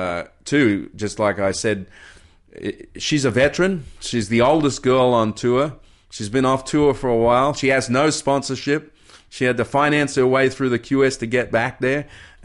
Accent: Kirra, Queensland, Australia; I came from Superbank, Kira, small wave upbringing, 4 to 6 feet, and yet I went to Hawaii.

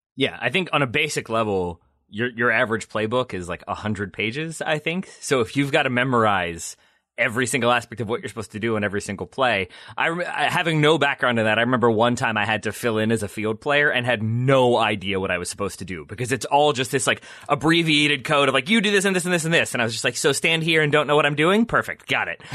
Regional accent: United States

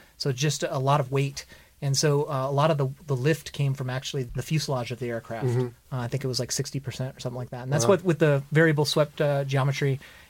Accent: Julian, California, United States; I grew up in Julian, California, right up there in the mountains here.

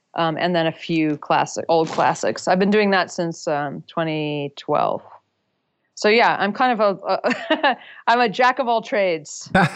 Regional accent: Durham, North Carolina, United States; moved away as an adult; also born or lived in San Francisco; I had moved from my hometown of Durham, North Carolina, across the country to San Francisco

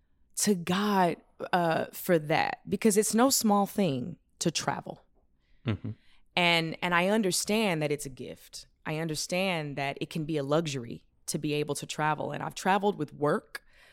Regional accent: the South, United States; There were so many things I didn't know growing up in the South.

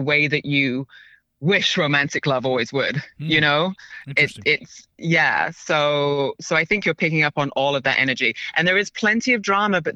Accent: London, United Kingdom; moved away; also born or lived in Paris / New York; I grew up in London.

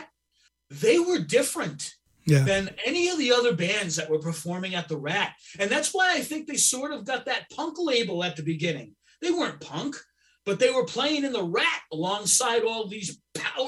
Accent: Boston, Massachusetts, United States; also born or lived in North Walpole, New Hampshire; I'm from Boston

